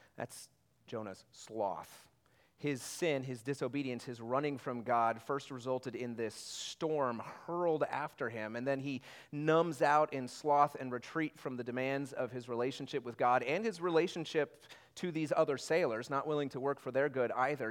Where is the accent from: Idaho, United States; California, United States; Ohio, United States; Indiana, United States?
Indiana, United States; I'm from Indiana